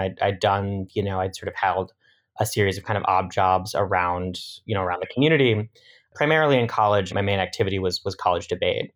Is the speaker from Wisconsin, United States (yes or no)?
yes; Madison, Wisconsin, United States; moved away; also born or lived in suburbs of Philadelphia, Pennsylvania; I grew up in, uh, Madison, Wisconsin, and then, uh, my family moved to the suburbs of Philadelphia, so spent, uh, some time in the Midwest and some time on the East Coast.